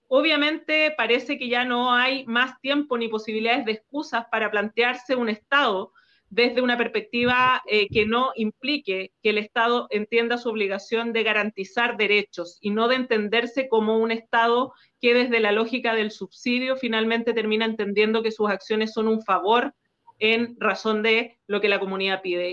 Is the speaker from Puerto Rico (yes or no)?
no; Chile